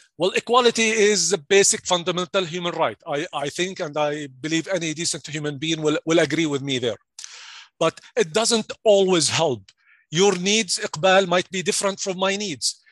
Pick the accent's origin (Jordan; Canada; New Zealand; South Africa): Jordan; English is a second language; moved away as an adult; also born or lived in Stevens Point, Wisconsin; now in United States; I'm originally from Jordan, and I'm sure you can flick, think, uh, you, you can hear my accent right now